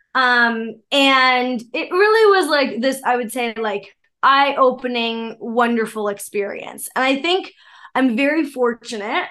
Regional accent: Canada; I'm Canadian.

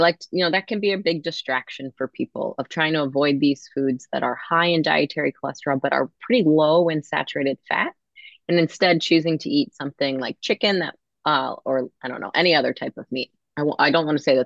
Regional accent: Maryland, United States; I'm from Maryland, and I do see have patients in Maryland as well

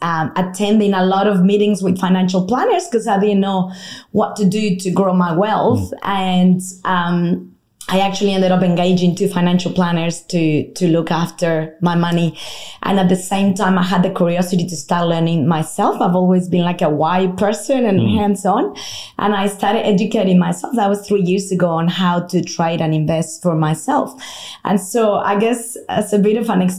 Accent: Mexico; English is a second language; moved away as an adult; now in Australia; in case you're trying to guess the accent, I'm originally from Mexico, although I've been in Australia now for half my life

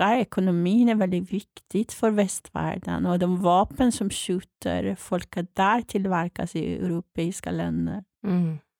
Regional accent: Iran; now in Sweden; jag är född och uppvuxen i Iran

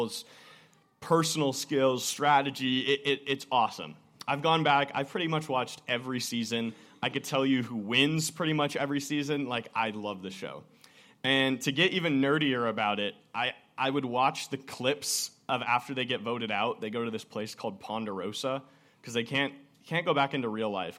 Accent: Woodinville, Washington, United States; growing up in Imprint Church back in Woodinville

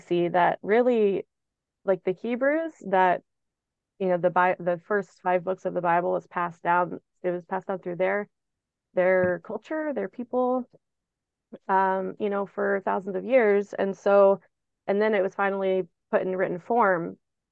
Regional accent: Texas, United States; I grew up in Texas around Baptists

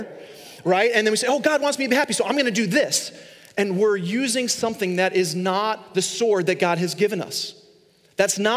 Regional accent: Long Island, New York, United States; I grew up in Long Island, New York

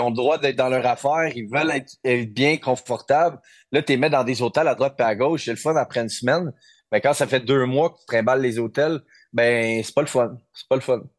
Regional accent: Quebec, Canada; on est des Québécois, on est fiers

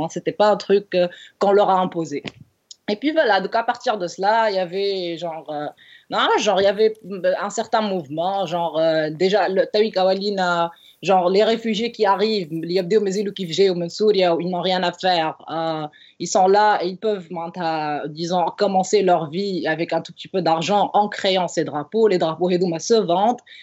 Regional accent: Tunisia; je suis tunisienne

